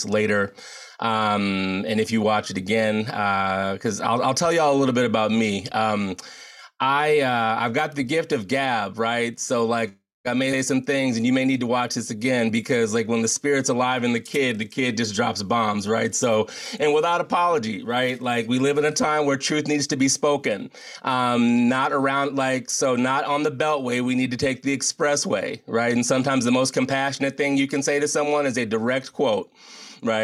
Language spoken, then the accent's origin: English; United States; as a Black man in the United States of America